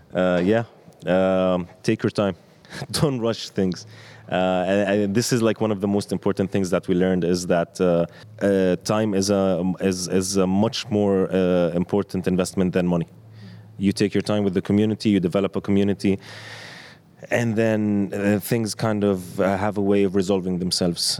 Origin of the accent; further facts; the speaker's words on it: Amman, Amman Governorate, Jordan; as a skateboarder growing up in Amman